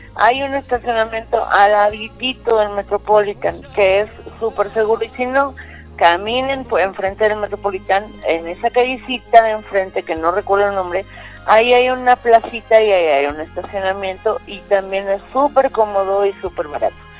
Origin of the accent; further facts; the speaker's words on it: Mexico; como buenos mexicanos